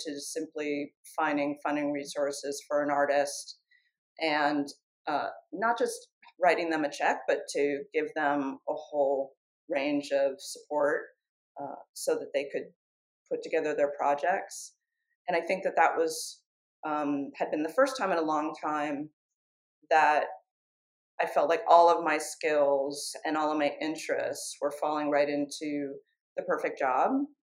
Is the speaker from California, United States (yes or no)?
yes; San Francisco, California, United States; moved away as an adult; I was back in California in my hometown of San Francisco